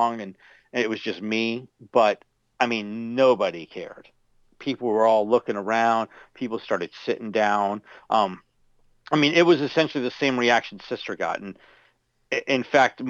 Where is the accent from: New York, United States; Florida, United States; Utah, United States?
Florida, United States; my home state of Florida